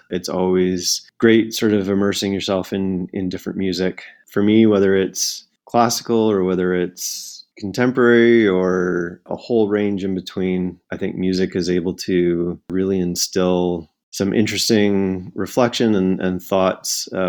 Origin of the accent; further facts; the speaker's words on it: Drumheller, Alberta, Canada; born there; also born or lived in Calgary / Fort McMurray / Toronto / Winnipeg; So I was born in the Badlands of Drumheller, Alberta, but it was only the first 2 years of my life there. So I don't really remember too much.